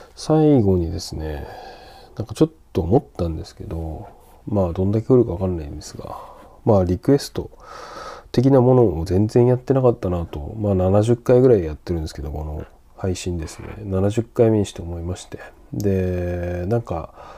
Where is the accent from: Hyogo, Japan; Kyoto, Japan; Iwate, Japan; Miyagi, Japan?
Miyagi, Japan; Sendai; now in Tokyo, Japan; 仙台出身